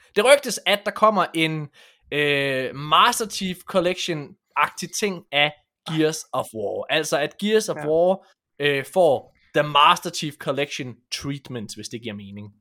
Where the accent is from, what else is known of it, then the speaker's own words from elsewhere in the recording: West Jutland, Central Denmark Region, Denmark; jeg er en vestjyde